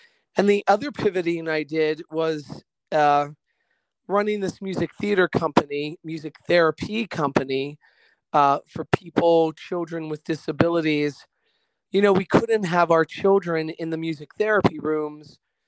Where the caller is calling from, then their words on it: Middleburg, Virginia, United States; I am calling you from Middleburg, Virginia, not too far away from you guys, about 45 minutes west.